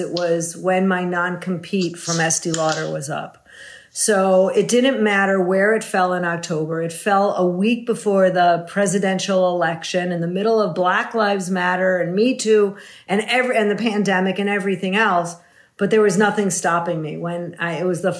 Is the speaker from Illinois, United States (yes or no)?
yes; Wilmette, Illinois, United States; I grew up in the suburbs of Chicago, Wilmette, right outside of about 40 minutes out of the city.